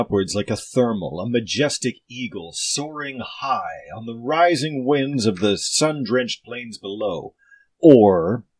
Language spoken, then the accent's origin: English; United States; I'm an American.